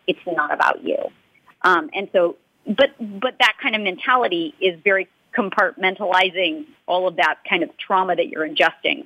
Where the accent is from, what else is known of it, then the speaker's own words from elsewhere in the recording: Los Angeles, California, United States; I'm from Los Angeles, so I'm home.